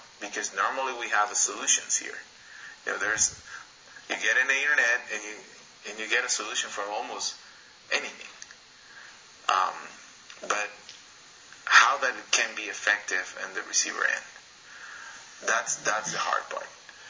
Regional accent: Shell, Pastaza, Ecuador; now in United States; growing up in Shell, we don't have good quality water, not because it has bacteria, but because it has a lot of sand and mud.

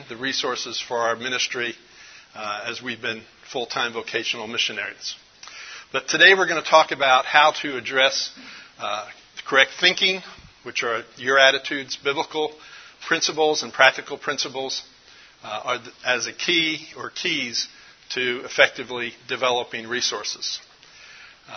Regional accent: Dallas, Texas, United States; I'm from Dallas, Texas. Actually, I live north of Dallas on a small little piece of property

